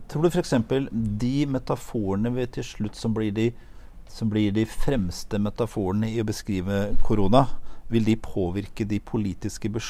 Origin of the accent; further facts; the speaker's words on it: Norway; jeg er norsk.